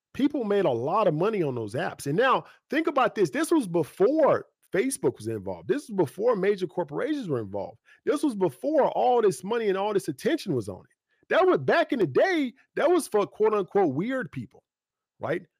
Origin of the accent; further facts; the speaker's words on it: United States; we grew up in Clarksville Guthrie